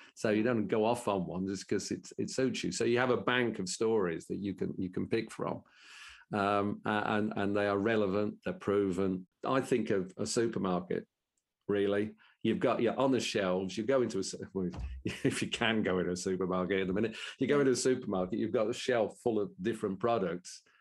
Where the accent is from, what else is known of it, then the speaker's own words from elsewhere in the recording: Birmingham, West Midlands, United Kingdom; accent: Brummie; in my best Brummie accent